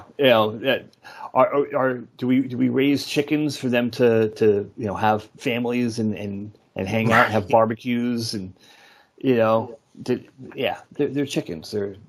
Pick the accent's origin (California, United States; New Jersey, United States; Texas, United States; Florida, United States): New Jersey, United States; I'm from Jersey.